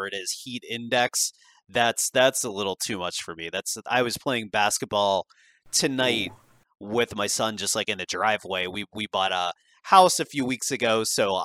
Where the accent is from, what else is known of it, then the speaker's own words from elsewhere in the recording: Pittsburgh, Pennsylvania, United States; I grew up in the Pittsburgh area